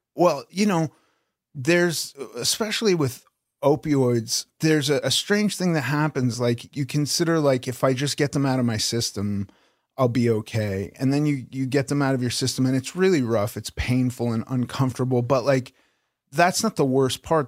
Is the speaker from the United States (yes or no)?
yes; Los Angeles, California, United States; I grew up in Los Angeles